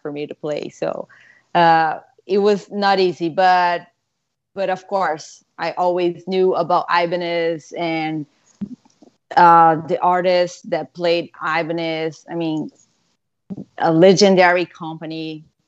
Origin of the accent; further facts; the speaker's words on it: Brazil; moved away; growing up in Brazil, guitars are so expensive there